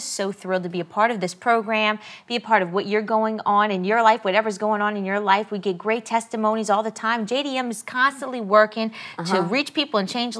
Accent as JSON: {"language": "English", "region": "Cajun from Louisiana", "country": "United States", "said": "So try saying that. It's hard when you're a Cajun"}